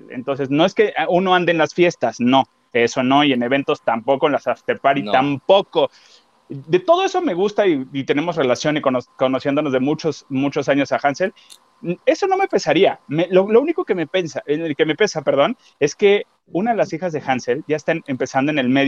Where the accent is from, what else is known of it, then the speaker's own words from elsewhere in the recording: Costeño, Guerrero, Mexico; accent: costeño; moved away; Si se me sale lo costeño, me van a tener que aguantar